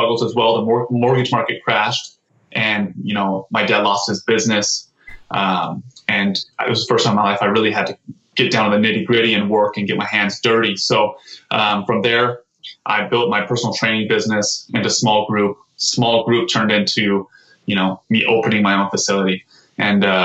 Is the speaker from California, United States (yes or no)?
yes; Torrance, California, United States; also born or lived in San Jose, California; I grew up in the South Bay. Actually grew up in South Torrance.